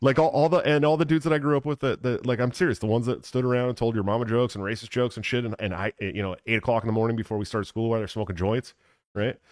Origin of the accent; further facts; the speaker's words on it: Oakland, California, United States; moved away; I grew up in Oakland